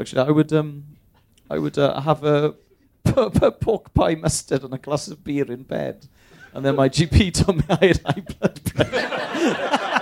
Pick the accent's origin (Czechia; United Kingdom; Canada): United Kingdom; Bristol, South West England; also born or lived in Cardiff; I was born in Bristol, right. raised there